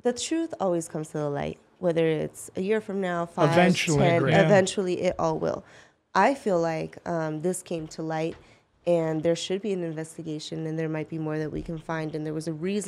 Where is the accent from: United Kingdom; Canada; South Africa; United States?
United States; Reno, Nevada; I was born and raised in Reno, and what's close to us is Pyramid Lake